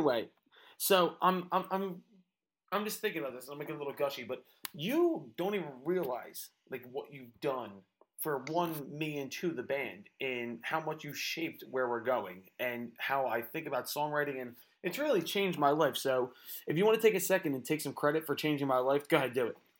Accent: Philadelphia, Pennsylvania, United States; moved away; also born or lived in Nashville; I was born in Philadelphia. I was raised in Philadelphia

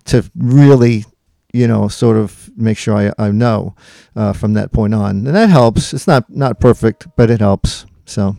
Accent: Long Island, New York, United States; now in Gettysburg, United States; I was born and raised on Long Island, New York, and we have been living in Gettysburg for, uh, since nineteen eighty-seven

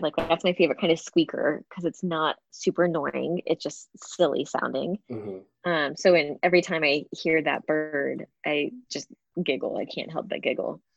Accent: Galveston, Texas, United States; growing up in Galveston, the Gulf is brown

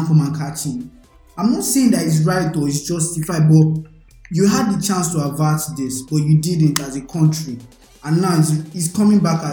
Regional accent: Nigeria; me as a Nigerian

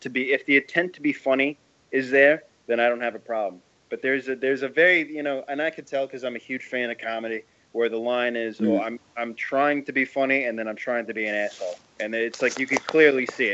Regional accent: New York, United States; I'm from New York. I was born and raised here

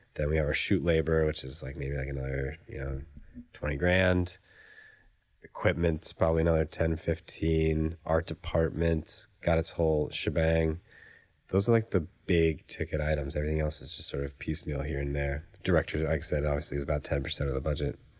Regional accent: Raleigh, North Carolina, United States; now in Los Angeles, United States; I'm from Raleigh, North Carolina.

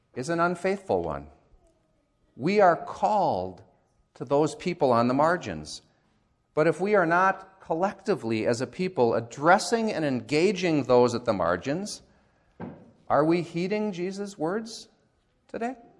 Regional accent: United States; as American Christians

